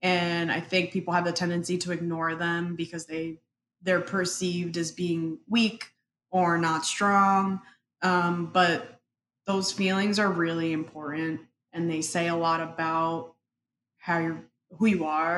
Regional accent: Paterson, New Jersey, United States; first language Spanish; English is a second language; also born or lived in Dominican Republic; my parents moved to Paterson, New Jersey

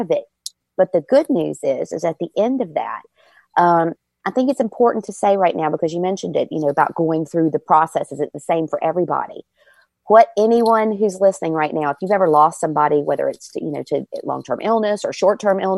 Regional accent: Virginia, United States; moved away; I'm from Virginia and I love, when I go home, I go to Busch Gardens.

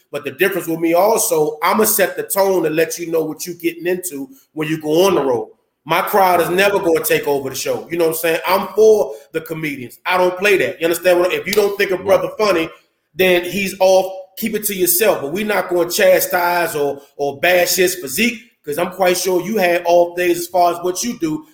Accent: Landover, Maryland, United States; I'm from Landover, Maryland

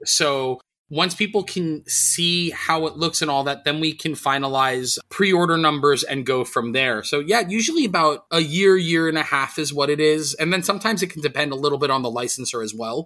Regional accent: New York City, New York, United States; moved away; I'm born and raised in New York City.

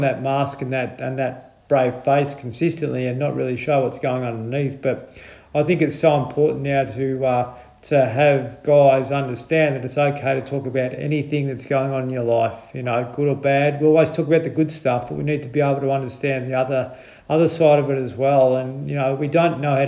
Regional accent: Horsham, Victoria, Australia; moved away; I'm from Horsham, so not far from you

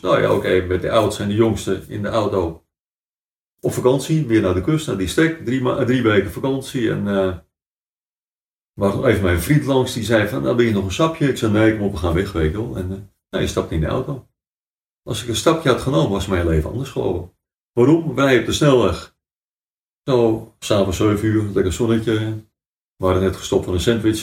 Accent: Amstelveen, North Holland, Netherlands; we zijn eigenlijk groot geworden in het oude gedeelte van Amstelveen

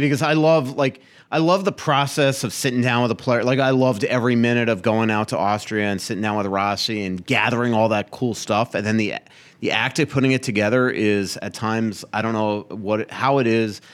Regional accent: Florida, United States; moved away as an adult; also born or lived in New York; now in Minnesota, United States; a Floridian hockey writer

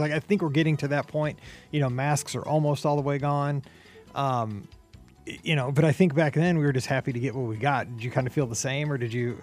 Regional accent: Missouri, United States; we're from Missouri

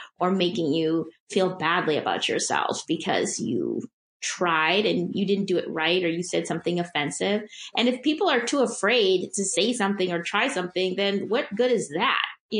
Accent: Midwest, United States; I'm from the Midwest. Like, we're just people pleasers.

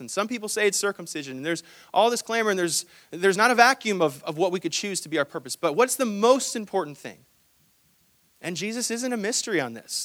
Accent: Hong Kong; moved away; I'm actually from Hong Kong

